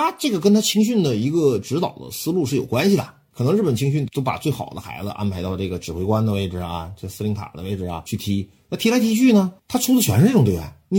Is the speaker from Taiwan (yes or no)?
no; China; 我们中国人